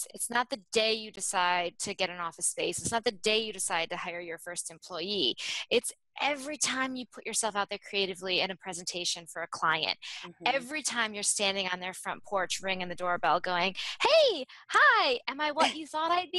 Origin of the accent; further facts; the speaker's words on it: Michigan, United States; also born or lived in New York / Chicago; now in New Jersey, United States; I grew up in Michigan